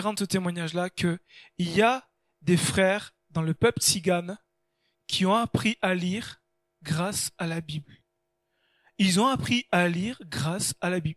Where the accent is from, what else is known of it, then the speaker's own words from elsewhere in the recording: France; nous on est français